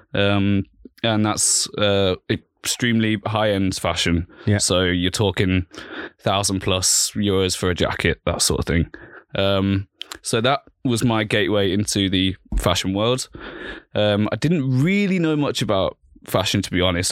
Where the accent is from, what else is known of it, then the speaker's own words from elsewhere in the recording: Birmingham, West Midlands, United Kingdom; moved away as an adult; also born or lived in London; now in Vienna, Austria; in 1993, I was born in Birmingham in England